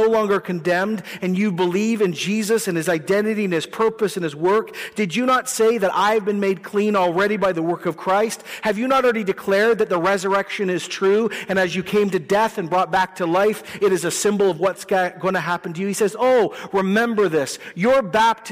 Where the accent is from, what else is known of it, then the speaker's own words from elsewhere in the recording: Canada; we're nice people and we're Canadian people and we pay our taxes